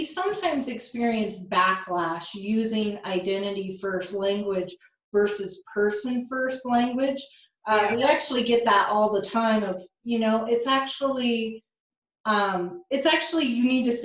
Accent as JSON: {"language": "English", "region": "Iowa", "country": "United States", "said": "I'm from Iowa"}